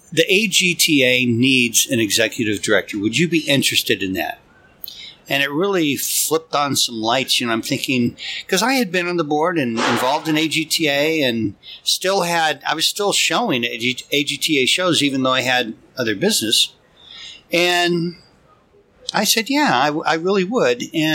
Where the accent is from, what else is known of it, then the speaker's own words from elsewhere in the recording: Baker City, Oregon, United States; moved away as an adult; also born or lived in Santa Barbara, California; I'm just a poor country boy. Grew up in Eastern Oregon.